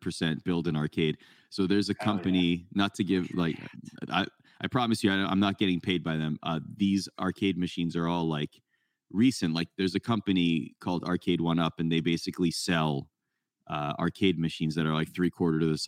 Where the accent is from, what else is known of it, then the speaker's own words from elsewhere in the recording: Canada; I grew up in Canada